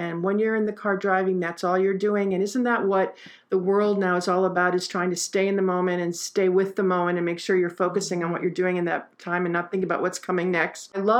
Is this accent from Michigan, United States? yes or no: yes; Detroit, Michigan, United States; I grew up in Detroit.